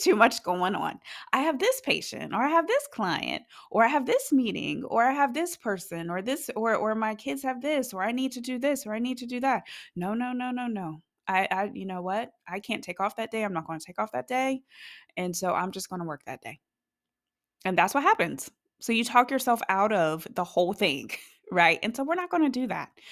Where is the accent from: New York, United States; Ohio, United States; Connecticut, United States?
Ohio, United States; now in North Carolina, United States; originally, I am from Ohio, and it is cold there